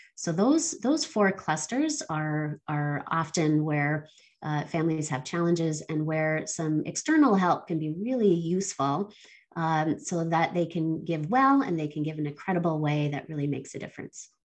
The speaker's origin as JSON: {"language": "English", "country": "Barbados", "tie": "born or raised there", "moved": "yes", "lives_now": "Canada", "said": "I was born here in Canada, um, but I spent uh, a number of my formative years in Barbados uh, in the Caribbean"}